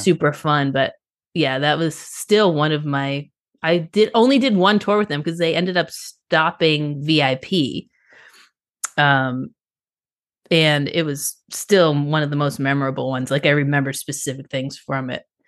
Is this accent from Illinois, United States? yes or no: no; Boston, Massachusetts, United States; moved away; also born or lived in South Florida / Nashville; I am from Boston, and I lived in South Florida